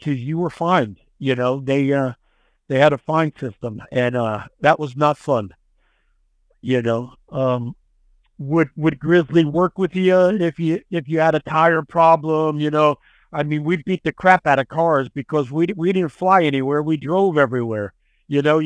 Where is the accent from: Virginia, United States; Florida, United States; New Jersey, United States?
New Jersey, United States; I was born and raised in New Jersey